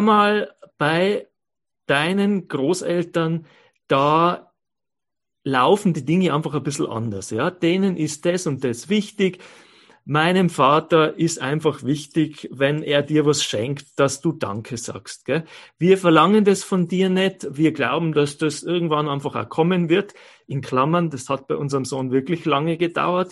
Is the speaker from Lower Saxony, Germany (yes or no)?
no; Bavaria, Germany; moved away as an adult; now in Innsbruck, Austria; meine Eltern äh, leben ja in Bayern und ich bin in Bayern aufgewachsen, lebe aber seit ähm, ähm, 30 Jahren